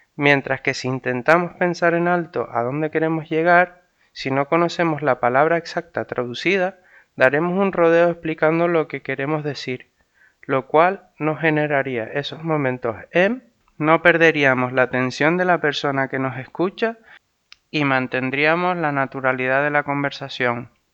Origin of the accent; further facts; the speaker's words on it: Tenerife, Canary Islands, Spain; Spanish is a second language; also born or lived in Vienna, Austria; llegué a Tenerife a los 7 años. Aprendí el español en el colegio.